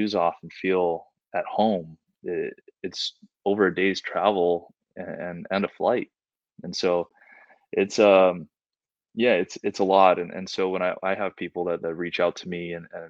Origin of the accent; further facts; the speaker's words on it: Hawaii, United States; moved away; I grew up in Hawaii, and where we have our own culture and we have our own identity there